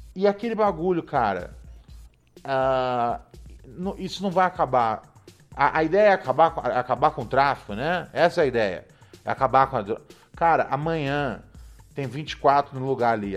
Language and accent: Portuguese; Rio de Janeiro, Brazil; eu cresci ali no Complexo do Alemão, na favelinha ali do Morro do Adeus